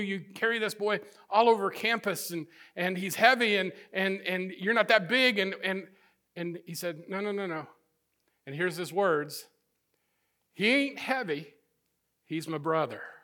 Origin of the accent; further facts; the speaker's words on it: northern Missouri, United States; moved away; I grew up in the Midwest, in the, uh, the northern part of the state of Missouri